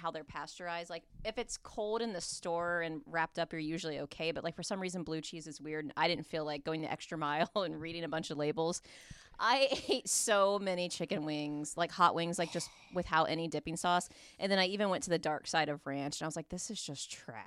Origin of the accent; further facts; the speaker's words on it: Midwest, United States; I'm from the Midwest